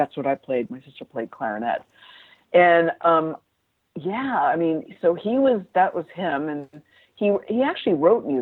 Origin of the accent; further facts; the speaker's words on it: Newport, Rhode Island, United States; moved away; I was brought up in Newport, Rhode Island.